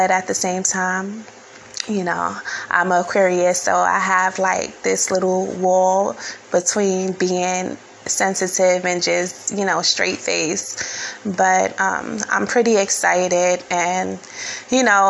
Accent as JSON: {"language": "English", "town": "New York City", "region": "New York", "country": "United States", "tie": "born or raised there", "said": "being born and raised in New York City"}